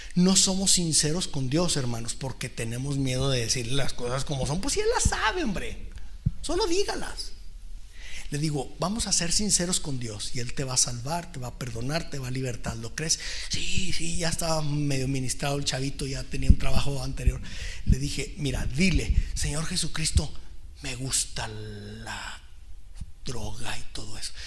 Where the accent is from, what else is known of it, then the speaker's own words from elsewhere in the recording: Mexico; como mexicanos